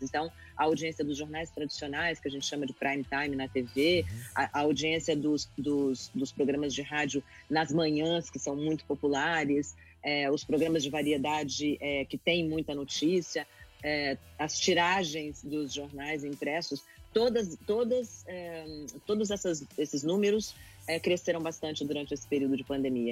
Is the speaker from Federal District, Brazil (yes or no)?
yes; Brasília, Federal District, Brazil; Quando eu tinha uns seis anos de idade, e eu morava em Brasília, eu nasci em Brasília